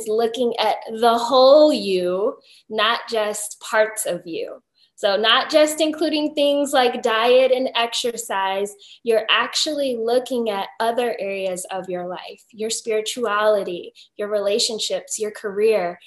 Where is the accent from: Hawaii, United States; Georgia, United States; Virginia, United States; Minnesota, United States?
Virginia, United States; now in St. Petersburg, United States; Right now, I am living in Florida, but I'm originally from Virginia